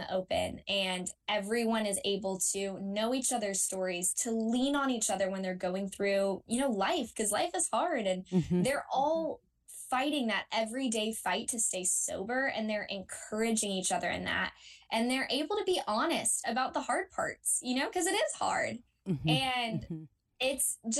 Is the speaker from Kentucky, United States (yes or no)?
yes; Lexington, Kentucky, United States; moved away as an adult; now in Georgia, United States; my hometown of Lexington, Kentucky